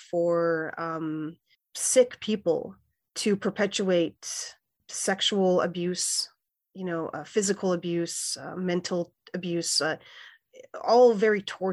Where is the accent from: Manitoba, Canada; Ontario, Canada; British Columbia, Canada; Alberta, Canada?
Manitoba, Canada; Winnipeg; moved away as an adult; also born or lived in Saskatchewan; now in Iowa City, United States; I'm Plains Cree Salto of the George Gordon First Nation, and I grew up in Winnipeg, and spent time at my reserve in Saskatchewan, and I've been living in Iowa City for 15 years.